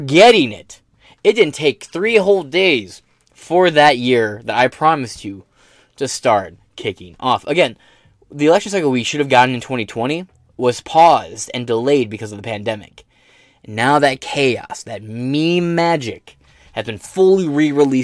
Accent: United States; I'm an American

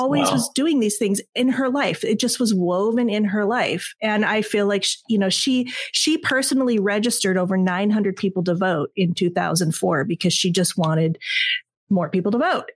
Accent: Southern California, United States; I'm from Southern California

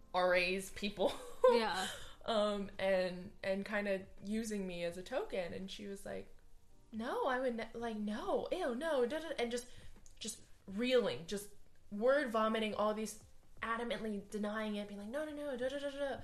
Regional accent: Hawaii, United States; moved away as an adult; I am from Hawaii. I am not Hawaiian

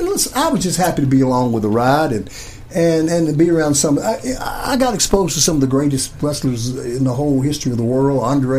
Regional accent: Kentucky, United States; I'm from Kentucky.

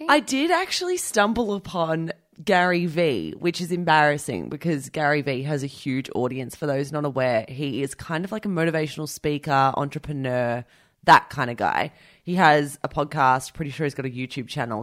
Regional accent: Australia; as an Australian listener

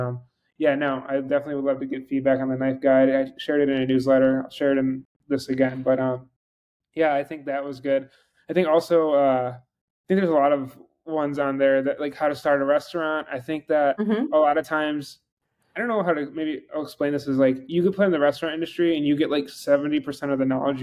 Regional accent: Buffalo, New York, United States; moved away; I'm from Buffalo, New York

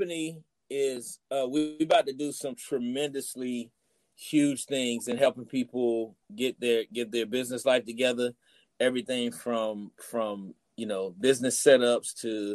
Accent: Decatur, United States; I'm from Decatur

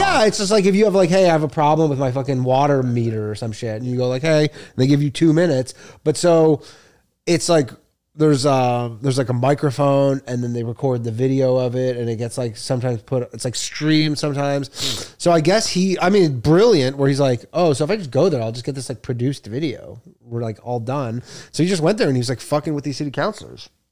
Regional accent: Toronto, Ontario, Canada; I'm from Toronto

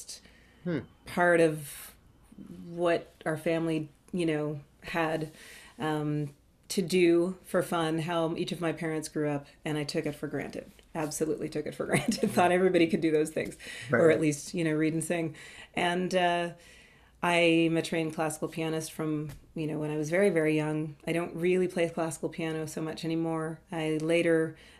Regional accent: Toronto, Ontario, Canada; I'm from Toronto, Ontario, Canada

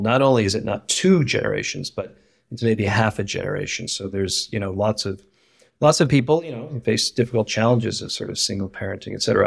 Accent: Ohio, United States; moved away; I grew up in Ohio, in a kind of small working class community

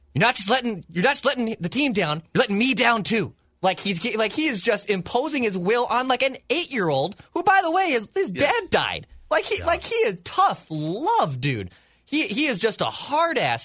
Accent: St. Paul, Minnesota, United States; As someone who grew up a St. Paul kid, I grew up in St. Paul

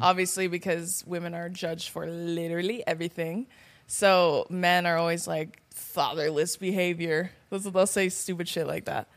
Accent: California, United States; I'm from California

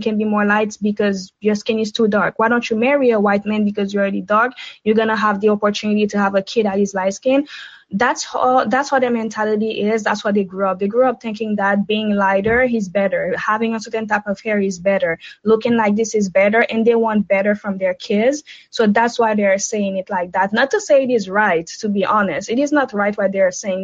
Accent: Haiti; now in Canada; I'm Haitian. I was born and raised in Haiti. I live in Canada now

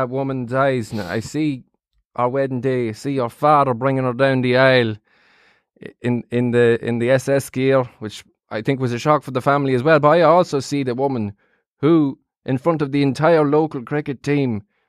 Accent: Midlands, United Kingdom; You know well, I'm from the Midlands. I've never seen the sea.

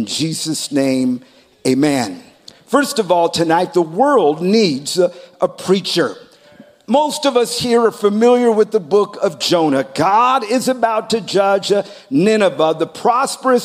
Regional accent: United States; I am a citizen. I am an American.

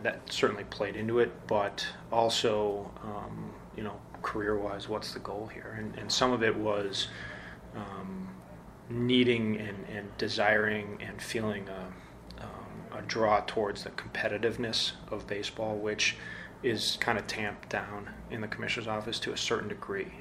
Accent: Midwest, United States; I came from the Midwest

